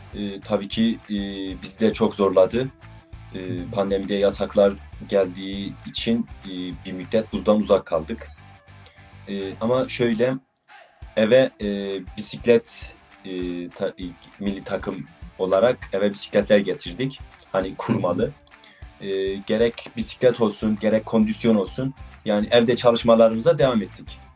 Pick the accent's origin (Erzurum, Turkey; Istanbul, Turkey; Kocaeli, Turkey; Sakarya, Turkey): Erzurum, Turkey; 19 yaşındayım. E, Erzurumluyum.